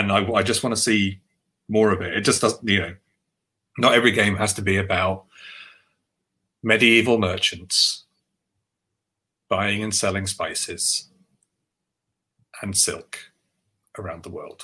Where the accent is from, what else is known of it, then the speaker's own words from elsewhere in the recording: London, United Kingdom; the white Catholic Irish boy growing up in Northwest London in the 80s